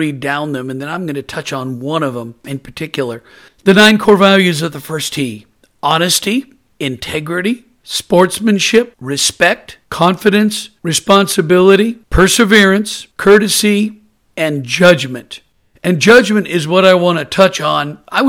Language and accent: English; Portland, Oregon, United States; I'm originally from Portland, Oregon, and I'm a proud University of Oregon Duck, and I love being from the Pacific Northwest.